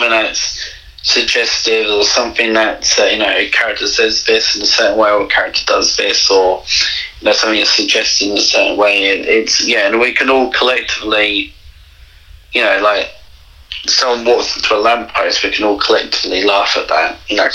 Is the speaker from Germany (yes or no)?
no; England, United Kingdom; moved away; I grew up in England